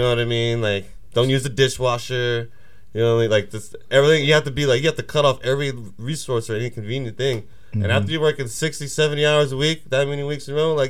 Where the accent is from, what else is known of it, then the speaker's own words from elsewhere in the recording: Oregon, United States; it was so easy for me to get cigarettes around Oregon when I was a kid.